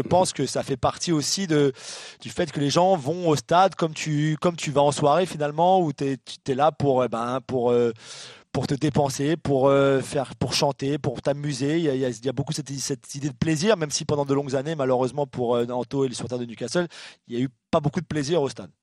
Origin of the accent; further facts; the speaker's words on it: France; chez nous en France